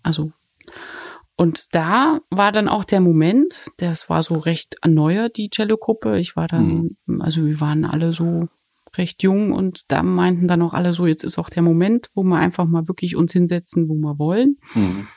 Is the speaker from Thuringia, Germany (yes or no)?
no; Dresden, Saxony, Germany; moved away; ich komme mal aus Dresden